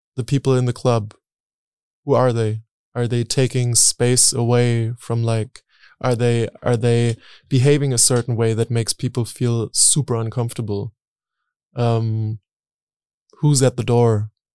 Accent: Berlin, Germany; I grew up in Berlin

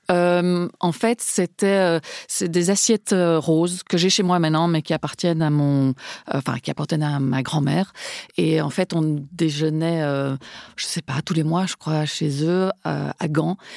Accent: Spain; Parce que je suis espagnole, pardon.

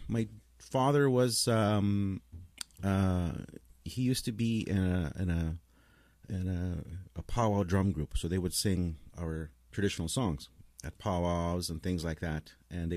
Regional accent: Broadview, Saskatchewan, Canada; also born or lived in Carlyle, Saskatchewan; I was born in Saskatchewan, small town Broadview, just outside of my late parents' home reserve

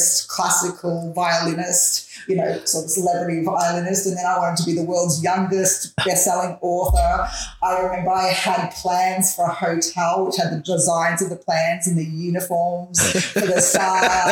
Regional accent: Melbourne, Victoria, Australia; I've grown up in Bayside in Melbourne my entire life.

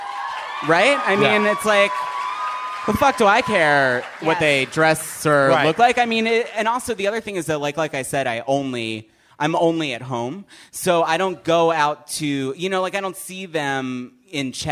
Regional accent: Philadelphia, Pennsylvania, United States; I grew up in Philly and I grew up downtown

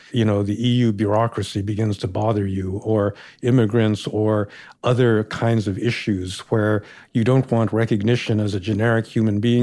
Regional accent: United States; Growing up, I never thought of myself actually as an Asian American or a Japanese American

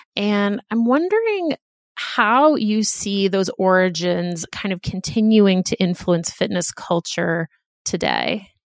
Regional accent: Boston, Massachusetts, United States; we are also from Boston

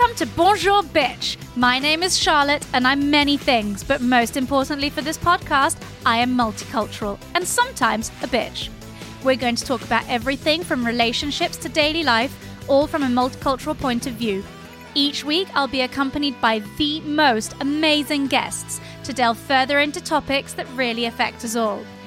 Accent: Geneva, Switzerland; first language French and English; moved away as an adult; now in London, United Kingdom; I was born in Geneva in nineteen eighty-eight

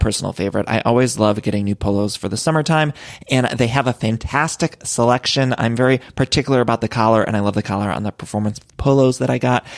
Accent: Ohio, United States; growing up in Ohio

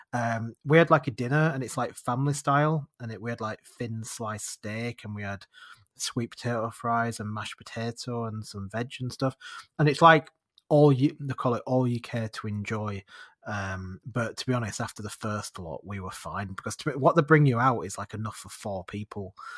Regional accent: United Kingdom; we're British

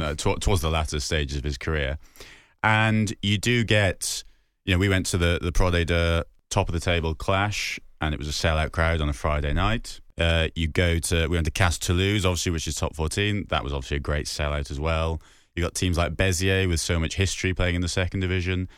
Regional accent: Newport, Wales, United Kingdom; I was a ten-year-old Newport fan that used to go down to Rodney Parade

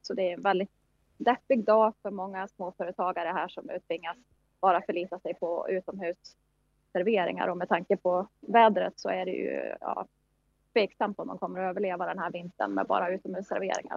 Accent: Sweden; now in New York, United States; vi i Sverige

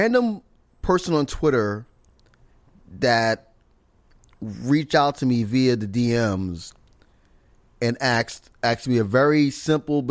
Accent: New York, United States; born and raised in New York

